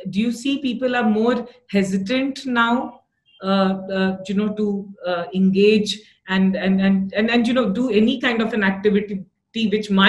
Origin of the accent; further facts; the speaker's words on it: Bihar, India; I'm from Bihar